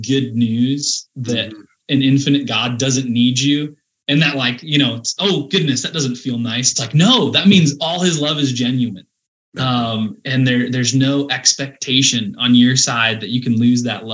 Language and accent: English; Sioux Center, Iowa, United States; growing up in Sioux Center